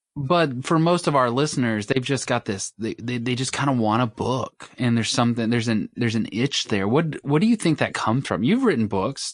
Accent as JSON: {"language": "English", "region": "Mississippi", "country": "United States", "tie": "born or raised there", "said": "I grew up in Mississippi"}